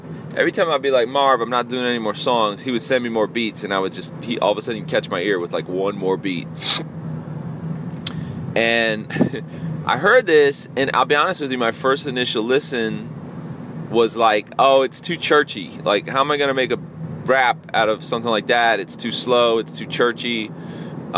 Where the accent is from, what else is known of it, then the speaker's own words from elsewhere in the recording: Tampa, Florida, United States; my hometown of Tampa, Florida